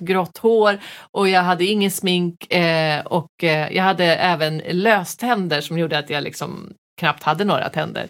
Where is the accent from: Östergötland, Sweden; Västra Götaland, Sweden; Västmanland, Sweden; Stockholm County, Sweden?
Västmanland, Sweden; Västerås; jag är ju från Veås